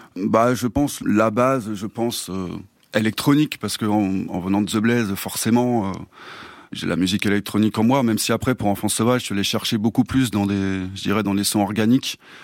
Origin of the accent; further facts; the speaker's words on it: Clamecy, Bourgogne-Franche-Comté, France; moved away; je viens de, de Clamcy, une, une, petite ville euh, dans la Nièvre